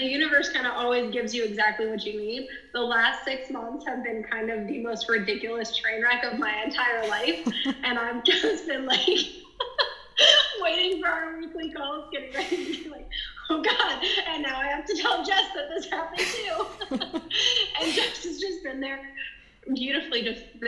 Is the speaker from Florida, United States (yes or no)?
yes; Jacksonville, Florida, United States; I am from Jacksonville, Florida